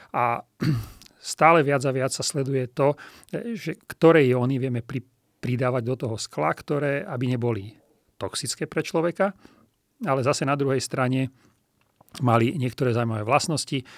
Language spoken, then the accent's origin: Slovak; Trenčín, Trenčín Region, Slovakia; also born or lived in Bratislava / Germany; v Trenčíne, čo je mimochodom moje rodné mesto